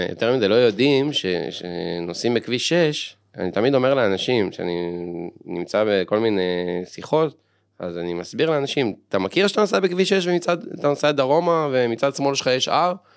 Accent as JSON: {"language": "Hebrew", "town": "Ramat Gan", "region": "Tel Aviv District", "country": "Israel", "tie": "born or raised there", "said": "אני אומנם גדלתי ברמת גן"}